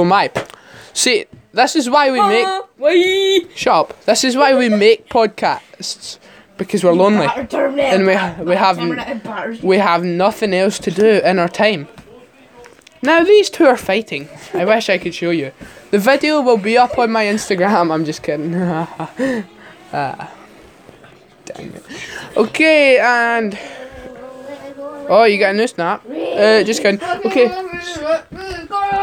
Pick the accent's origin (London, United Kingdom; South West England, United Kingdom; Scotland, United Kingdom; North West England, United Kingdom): Scotland, United Kingdom; we're all Scottish